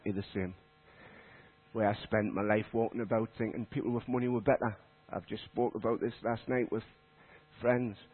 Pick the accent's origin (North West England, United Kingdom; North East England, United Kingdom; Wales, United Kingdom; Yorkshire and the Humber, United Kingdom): North East England, United Kingdom; Consett; moved away as an adult; also born or lived in Leadgate; now in Shilbottle, United Kingdom; I'm from Durham. I lived in Consett. I was brought up in Consett